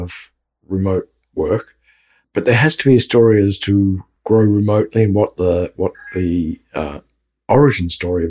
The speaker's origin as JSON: {"language": "English", "town": "Melbourne", "region": "Victoria", "country": "Australia", "tie": "born or raised there", "moved": "as an adult", "lives_now": "Austin, United States", "said": "So, born and bred in Melbourne. Been in the US for about 20 years, 25 years."}